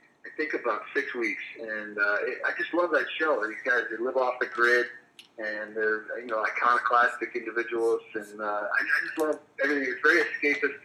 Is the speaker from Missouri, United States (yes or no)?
no; Long Island, New York, United States; I grew up in Long Island where the ponds outside really never froze solid enough to skate.